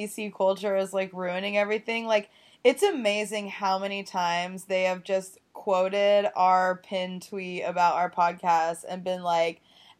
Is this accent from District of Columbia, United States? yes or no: no; Tulsa, Oklahoma, United States; also born or lived in Portland, Oregon; now in New York, United States; I was raised in Oklahoma, but my family is East Coast, and, like, I very much have that, like, personality in me. Like, my dad's from Philly, and my mom's whole side of the family is, like, these really loud D.C. people.